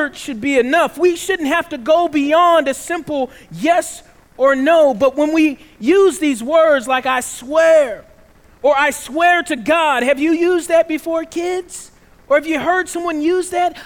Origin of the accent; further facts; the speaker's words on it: the South, United States; One of the things that I couldn't do growing up in the South is I could never swear